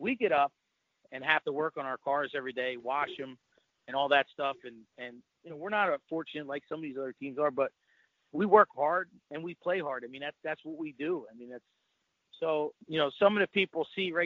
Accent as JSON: {"language": "English", "town": "New Egypt", "region": "New Jersey", "country": "United States", "tie": "born or raised there", "said": "I grew up in New Egypt"}